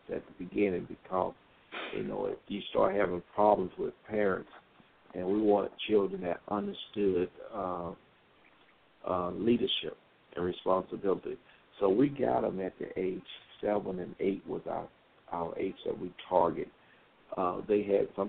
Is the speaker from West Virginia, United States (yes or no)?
no; Greenville, South Carolina, United States; also born or lived in Fayetteville, North Carolina; now in Dallas, United States; I'm originally from Fayetteville, Greenville, South Carolina, then migrated to Fayetteville, North Carolina